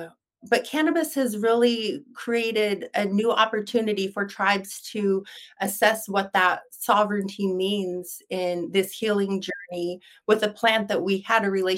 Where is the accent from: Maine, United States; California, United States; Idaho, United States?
Idaho, United States; Nez Perce Indian Reservation; I was born and raised on the Nez Perce Indian Reservation in Idaho